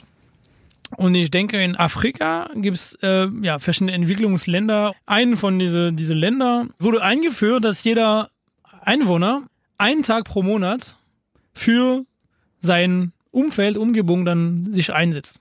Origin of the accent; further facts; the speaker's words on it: France; German is a second language; bei uns in Frankreich